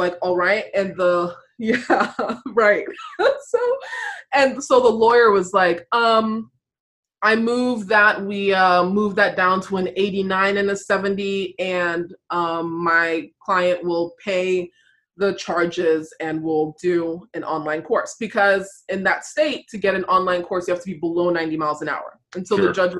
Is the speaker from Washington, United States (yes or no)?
no; Virginia, United States; I'm from Virginia